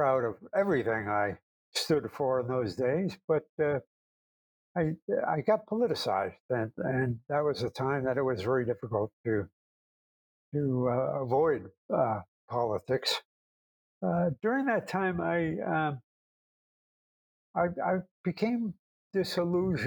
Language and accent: English; New Jersey, United States; moved away; also born or lived in Western New York / Chicago; I was born and raised in New Jersey